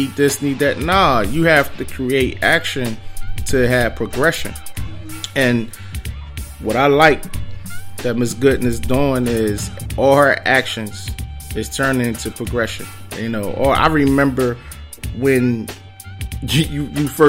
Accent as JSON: {"language": "English", "town": "Philadelphia", "region": "Pennsylvania", "country": "United States", "said": "I represent West Philly"}